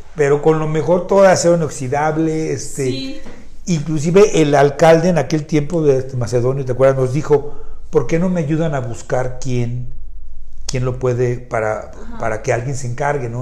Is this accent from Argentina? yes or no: no; Mexico